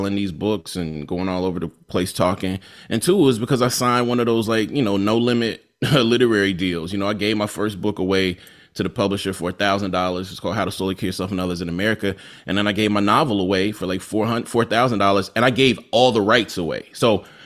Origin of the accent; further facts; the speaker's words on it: Jackson, Mississippi, United States; I was born in Jackson